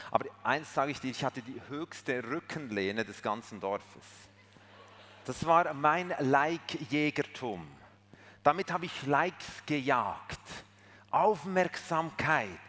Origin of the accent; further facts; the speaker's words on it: Switzerland; Sorry, ich bin Schweizer. Aber das muss ich ja nicht sagen, das habt ihr schon lange herausgefunden.